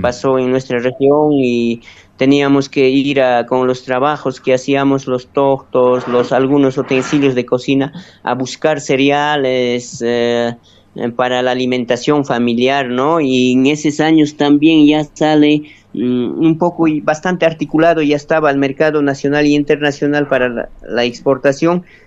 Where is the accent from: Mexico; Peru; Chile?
Peru; Quinua, Ayacucho; en el mismo alturas de mi pueblo, cero de Cundurcunga, que es parte también del santuario